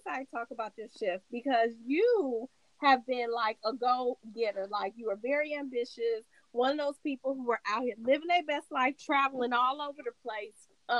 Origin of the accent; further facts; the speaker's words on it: California, United States; I'm from Cali.